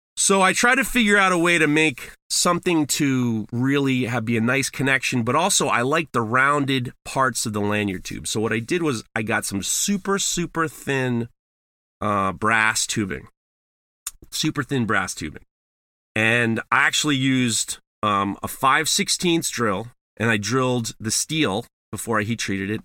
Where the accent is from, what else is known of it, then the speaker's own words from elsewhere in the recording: New York, United States; I'm from New York